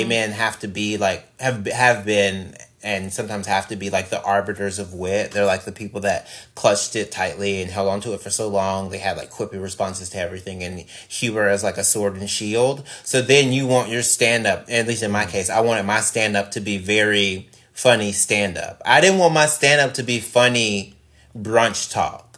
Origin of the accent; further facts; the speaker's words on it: Mississippi, United States; I'm from Mississippi